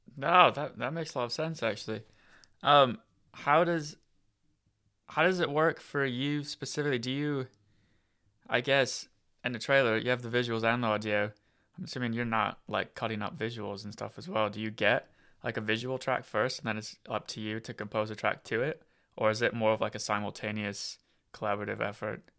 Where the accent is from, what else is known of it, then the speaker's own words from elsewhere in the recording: Iowa, United States; moved away; also born or lived in Colorado / California; I'm from America, so I'm from, uh, I grew up in Iowa.